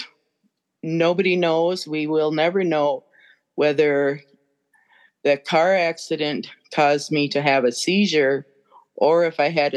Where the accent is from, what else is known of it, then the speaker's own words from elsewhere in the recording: Brainerd Lakes area, Minnesota, United States; my hometown area, Brainerd Lakes area